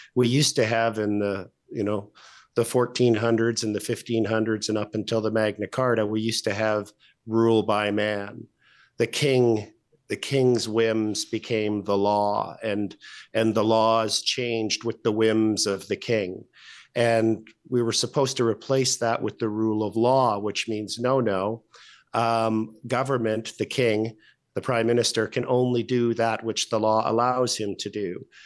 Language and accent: English; Alberta, Canada; we're both from Alberta